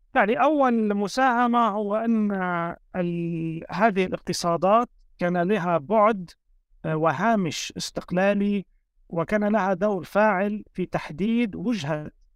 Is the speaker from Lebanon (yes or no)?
yes; Lebanon; أنا كوني شخص يعني ولدت وترعرعت في لبنان